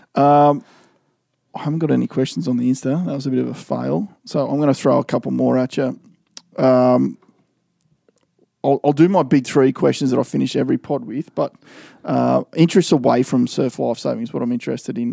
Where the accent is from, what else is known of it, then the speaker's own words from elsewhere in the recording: Gold Coast, Queensland, Australia; growing up on the Gold Coast